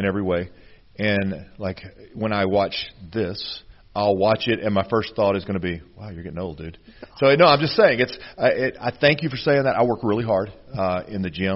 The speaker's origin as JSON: {"language": "English", "town": "Pine Bluff", "region": "Arkansas", "country": "United States", "tie": "born or raised there", "said": "I grew up in Central Arkansas. I mean, that's legitimate. I'm from Pine Bluff, Arkansas."}